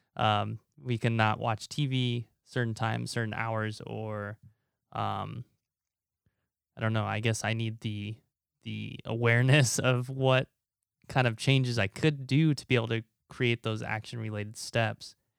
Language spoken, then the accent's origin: English; Omaha, Nebraska, United States; also born or lived in Taiwan / Korea; now in California, United States; growing up in Nebraska and now living in California